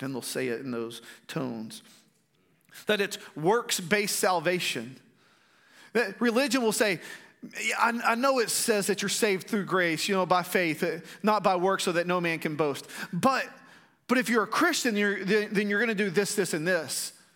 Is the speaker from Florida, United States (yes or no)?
no; Strawn, Texas, United States; growing up in Strawn, Uh, Strawn's a little community, uh, like forty-five minutes away from there. We actually live there again